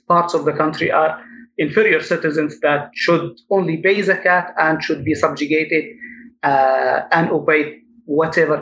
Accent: Yemen; I'm from Ed, which makes the largest Yemeni community, Yemeni American community in the US.

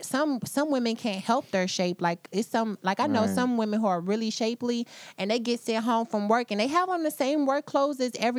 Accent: United States; as an American, as a woman

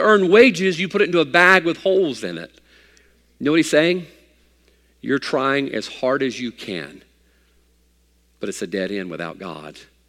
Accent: United States; I'm an American

